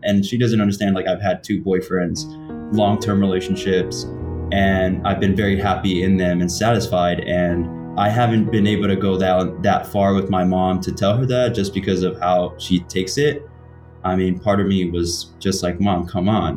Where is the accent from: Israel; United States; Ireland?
United States; New York; I'm from New York